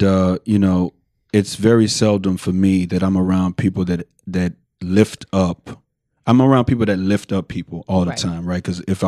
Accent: Houston, Texas, United States; I'm from the Southwest, and I went to school on the North.

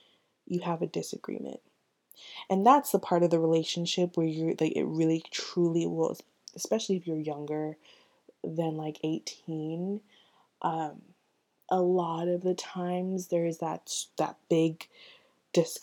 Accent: Orlando, Florida, United States; That's where I live. I'm from Orlando

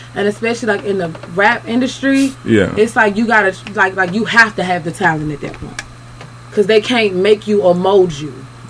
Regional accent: Washington, District of Columbia, United States; growing up in D.C.

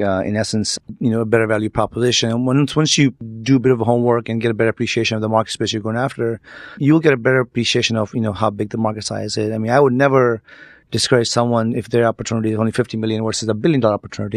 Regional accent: San Jose, California, United States; also born or lived in New York; I grew up in Silicon Valley, as I mentioned earlier, uh, and as a kid, grew up in San Jose

